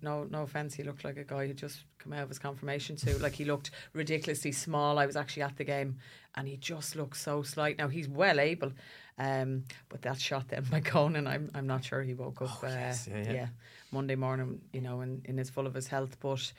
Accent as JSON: {"language": "English", "country": "Ireland", "said": "we're uncomfortable, aren't we, as Irish people?"}